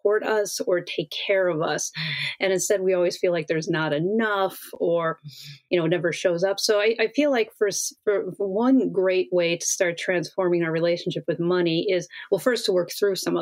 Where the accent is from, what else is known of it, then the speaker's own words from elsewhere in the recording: Wisconsin, United States; I grew up in Wisconsin in the middle of Midwest